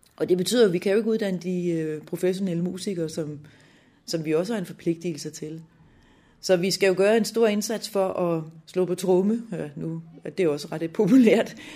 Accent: Lolland, Zealand, Denmark; moved away as an adult; also born or lived in Helsingør / Copenhagen / Aalborg; Jeg er født i Helsingør i 66, og opvokset på Lolland

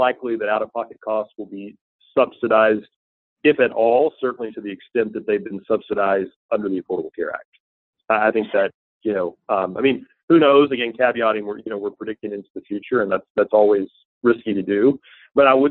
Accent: Tennessee, United States; moved away; I grew up in a relatively small town in Tennessee

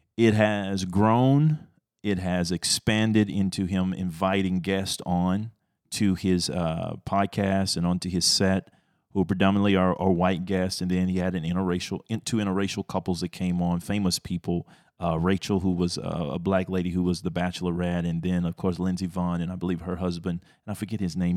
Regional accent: Texas, United States; I'm a Texan at heart though

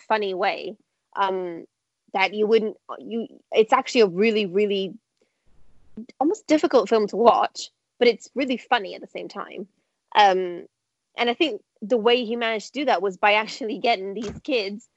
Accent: Brazil; I'm from Brazil

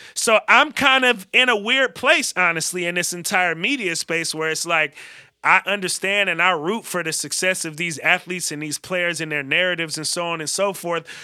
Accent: Bay Area, California, United States; I'm from the Bay Area.

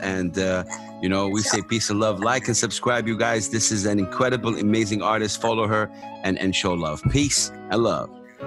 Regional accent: Saudi Arabia; I'm from Saudi Arabia

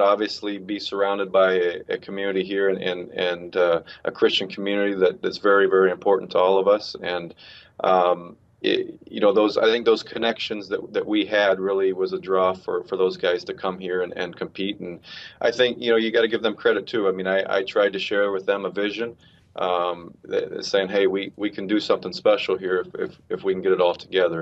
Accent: Phoenix, Arizona, United States; moved away as an adult; now in Lancaster, United States; I came from Phoenix, um, and and had been there through through high school and college

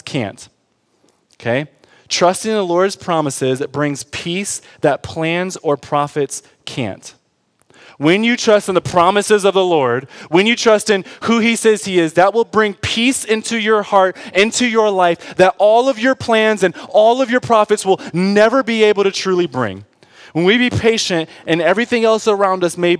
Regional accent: Detroit, Michigan, United States; I'm from Detroit

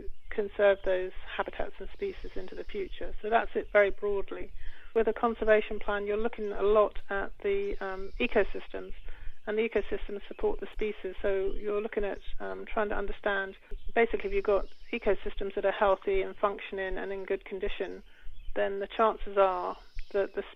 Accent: United Kingdom; moved away as an adult; now in Cortes Island, Canada; I am from the UK

